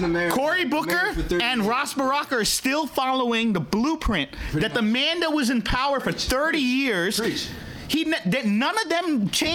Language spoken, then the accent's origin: English; Sri Lanka; I'm from Sri Lanka.